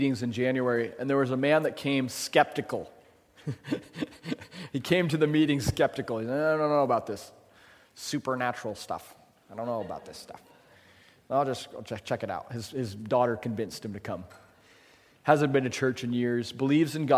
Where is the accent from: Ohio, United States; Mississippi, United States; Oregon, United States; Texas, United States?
Oregon, United States; La Grande; moved away; I'm from La Grande, Oregon, by the way. Born and raised.